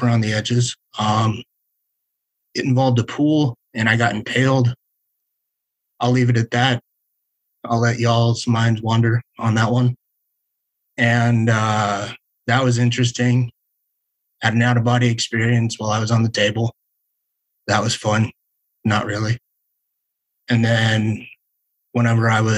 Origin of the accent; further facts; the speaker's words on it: Las Vegas, Nevada, United States; growing up in Las Vegas